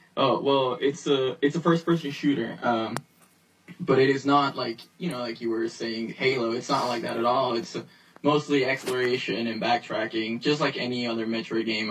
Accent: New York, United States; I grew up in New York

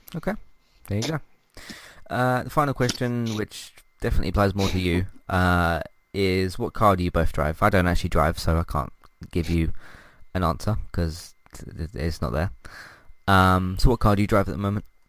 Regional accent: United Kingdom; I'm British

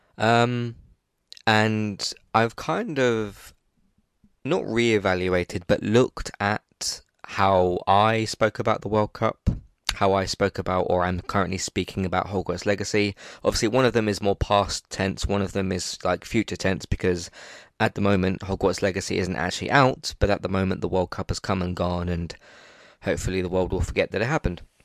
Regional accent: England, United Kingdom; I'm, I'm English

